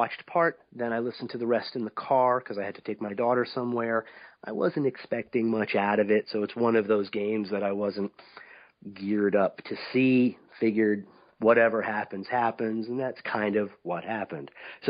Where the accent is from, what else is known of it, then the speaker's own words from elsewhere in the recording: New York City, New York, United States; moved away as an adult; now in upstate New York, United States; I'm from New York City. I live upstate New York. I abandoned Manhattan a few years ago for the life of the country.